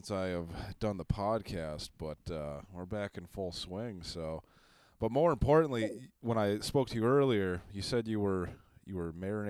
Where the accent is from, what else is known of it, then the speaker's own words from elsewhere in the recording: Minneapolis, Minnesota, United States; now in Fargo, United States; Yeah, I'm from Minneapolis, Twin Cities area